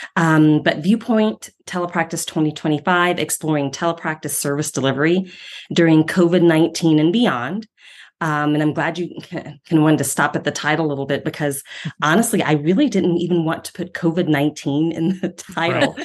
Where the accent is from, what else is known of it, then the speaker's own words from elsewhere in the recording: Ohio, United States; moved away as an adult; now in Denver, United States; I'm from Ohio